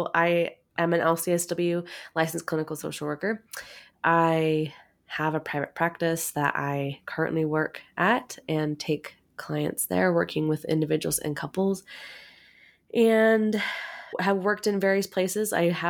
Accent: Oregon, United States; I am. I'm from Oregon.

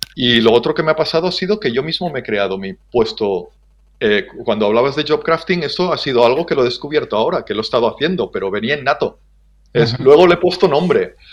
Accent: Ebro Delta, Catalonia, Spain; nací hace 51 años en, en, el Delta del Ebro

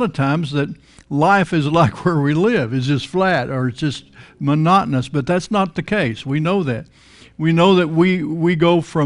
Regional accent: Texas Panhandle, United States; now in Florida, United States; I grew up in the Texas Panhandle. You grew up in flat country

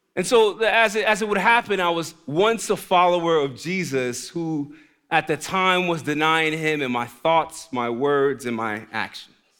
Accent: New York City, New York, United States; moved away; I'm from the Bronx, New York originally. The Bronx, not Brooklyn, the Bronx

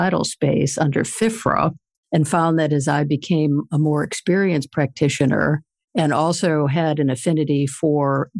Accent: Michigan, United States; now in Washington, D.C., United States; I grew up in Michigan

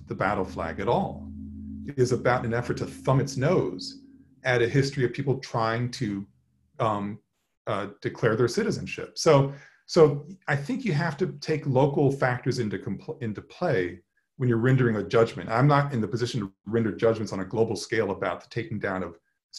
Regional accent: Upper South, United States; growing up in the Upper South

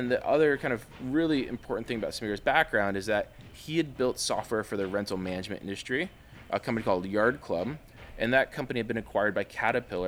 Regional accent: Spokane, Washington, United States; also born or lived in Bay Area, California; I grew up in the Bay Area and then Spokane, Washington.

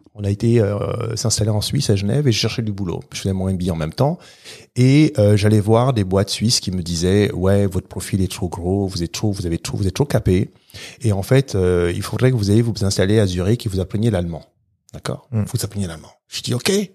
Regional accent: Gabon; now in France; Moi, je suis né au Gabon, d'un pays qui fait moins de 2 millions d'habitants.

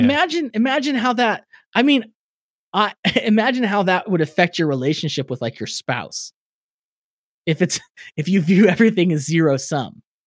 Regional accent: California, United States; I'm from California

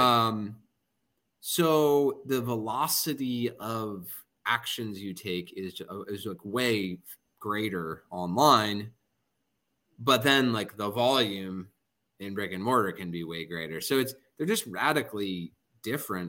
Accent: New Jersey, United States; I'm also from New Jersey

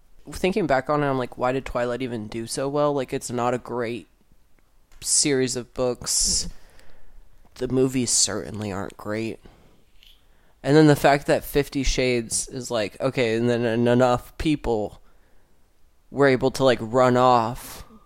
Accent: United States; accent: American; my American accent

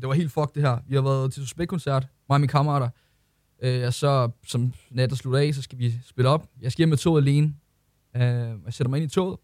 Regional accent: Ølsted, Capital Region of Denmark, Denmark; jeg kommer fra Ølsted af

